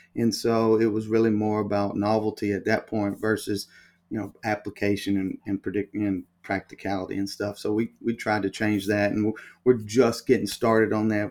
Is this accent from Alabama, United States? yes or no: yes; Alabama, United States; I'm from Alabama. Um, I grew up in Alabama, went to school at the University of Alabama